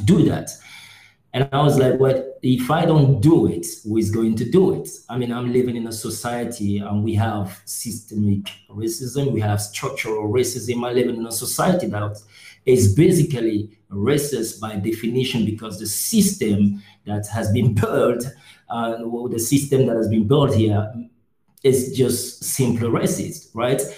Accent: Cameroon; now in Berlin, Germany; born in Cameroon

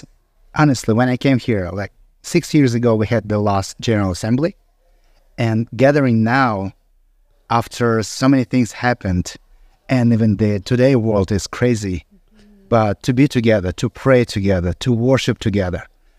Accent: Kyrgyzstan; from Kyrgyzstan.

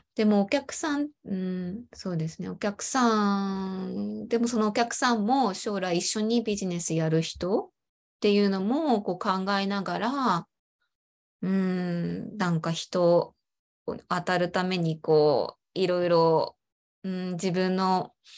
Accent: Chiba, Japan; 私は、ま、生まれも育ちも千葉県で、ま、今も千葉県に住んでいます。

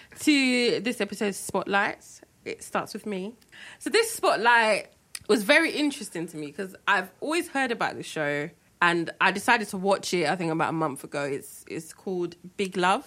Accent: Nigeria; being Nigerian, we all have, like, your granddad had, like, two wives or three wives or whatever.

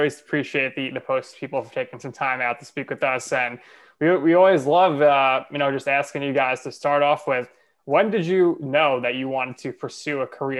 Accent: New York City, New York, United States; We're from New York City, Staten Island, New York.

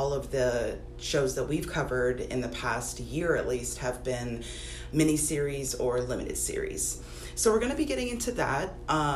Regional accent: Los Angeles, California, United States; you and I are both born and raised in Los Angeles

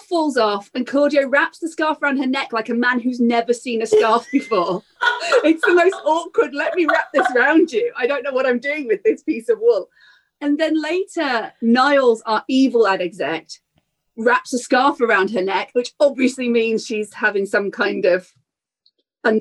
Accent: United Kingdom; as a Brit

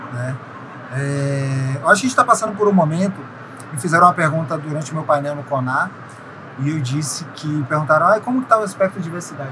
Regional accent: interior of Bahia, Brazil; moved away as an adult; now in Rio de Janeiro, Brazil; sou baiano, baiano do interior da Bahia. É, vim morar no Rio de Janeiro, acabaram de fazer 10 anos

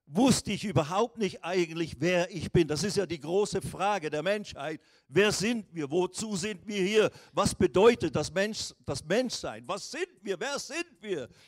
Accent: Riehen, Basel-Stadt, Switzerland; born there; aus, geboren in der Schweiz, Rauracher Straße 142, 41, 25, Rien bei Basel.

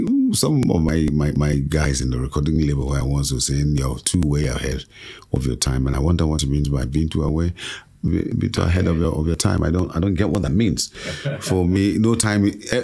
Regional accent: Badagry, Lagos, Nigeria; And so I'm fully from Badagry, Lagos State. My mother is Igbo, and she gave me that name … my father gave me

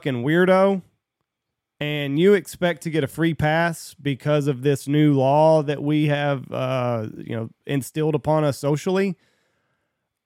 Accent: Texas, United States; I'm not from California. I'm from Texas

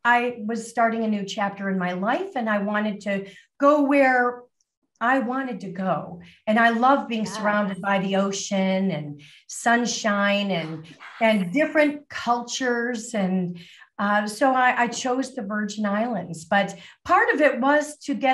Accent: Lake Forest, Illinois, United States; moved away as an adult; also born or lived in Miami, Florida / Barrington, Illinois; now in Caribbean; I was born in Miami, Florida, and actually spent my entire life in the Chicago suburbs. So I grew up in Lake Forest, Illinois

